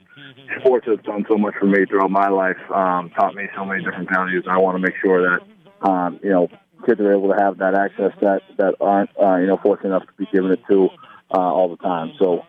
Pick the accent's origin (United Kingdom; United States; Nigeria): United States; New England; New England. Come on, man. It's my hometown. It's my home area.